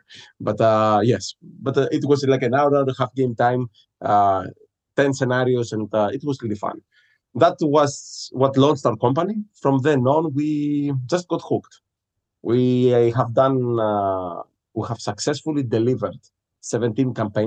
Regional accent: Greece; moved away as an adult; now in Halifax, Canada; I'm originally from Greece

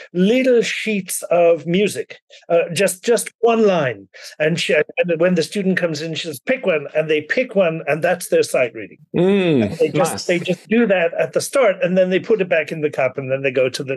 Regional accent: Ireland; moved away as an adult; now in United States; I grew up in Ireland, even though I've lived in the US since 1984.

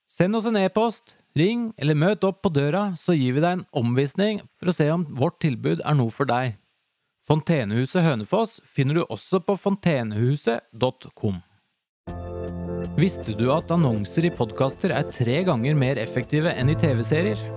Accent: Latvia; first language Latvian; Norwegian is a second language; now in Norway; Jeg kommer jo fra Latvia

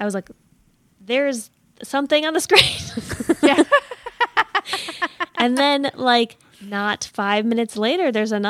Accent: United States; I'm American

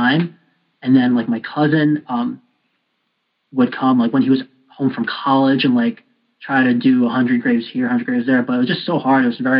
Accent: Albany, New York, United States; moved away; also born or lived in Colombia; I grew up in Albany

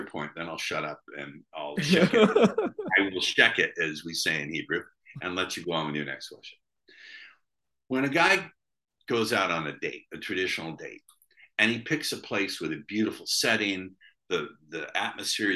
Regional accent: United States; I'm an American

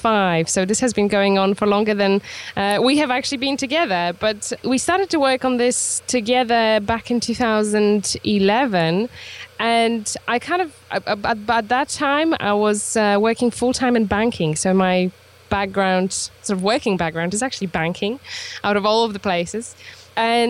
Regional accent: Poland; moved away as an adult; now in Isle of Wight, United Kingdom; I'm originally from Poland, so I am actually, I guess, Polish still, but I'm British too.

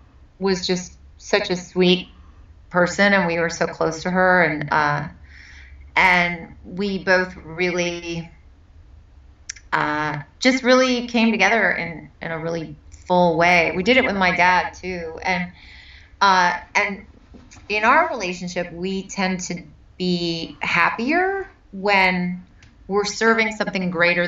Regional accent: Bay Area, California, United States; I'm from the Bay Area.

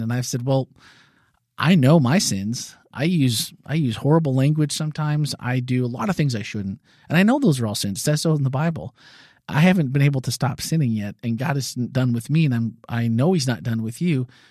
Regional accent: Midwest, United States; growing up in the Midwest, being gay was definitely a crime.

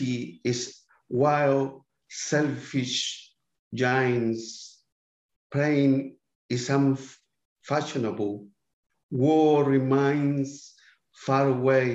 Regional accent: Santiago, Santiago Metropolitan Region, Chile; English is a second language; moved away as an adult; now in Adelaide, Australia; I was born in the Barros Luco Hospital.

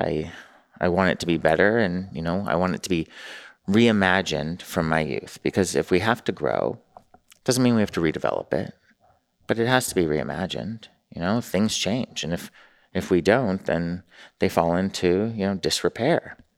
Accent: Newport Beach, California, United States; moved away as an adult; also born or lived in San Francisco / New York; I'm from Newport and then San Francisco

